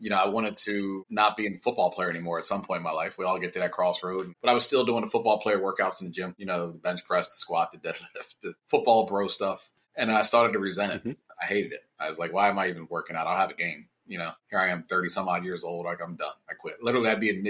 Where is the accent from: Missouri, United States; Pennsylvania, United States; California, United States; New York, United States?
Pennsylvania, United States; Philadelphia; moved away; also born or lived in Maryland; So I'm from Philadelphia originally.